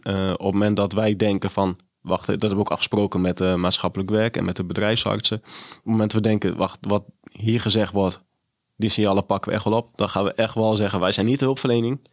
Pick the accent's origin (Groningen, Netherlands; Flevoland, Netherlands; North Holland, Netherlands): Groningen, Netherlands; moved away; also born or lived in Haarlem; Ik kom uit Groningen en woonde uiteindelijk in Haarlem